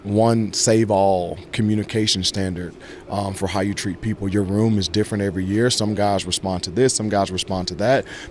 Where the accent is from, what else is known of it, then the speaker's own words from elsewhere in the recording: Georgia, United States; moved away as an adult; also born or lived in New York; growing up in Georgia